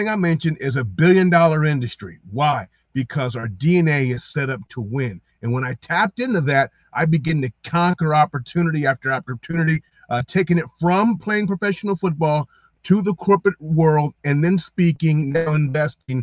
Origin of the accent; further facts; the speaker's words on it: Columbus, Ohio, United States; moved away as an adult; also born or lived in Mason City, Iowa; I'm from Columbus. I'm from the south side. I'm from the hood